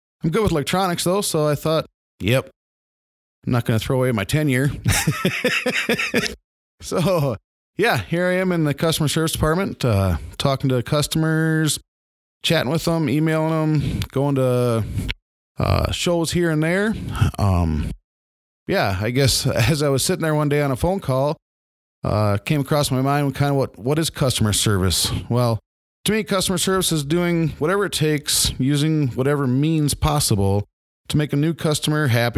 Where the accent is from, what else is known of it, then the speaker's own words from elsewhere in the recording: Milbank, South Dakota, United States; I grew up in Milbank, South Dakota, a little town of about 3,400 people.